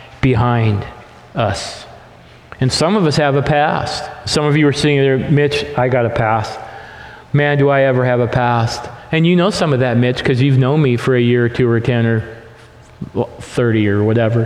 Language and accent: English; the Northwest, Pacific Northwest, United States; We're from the Northwest here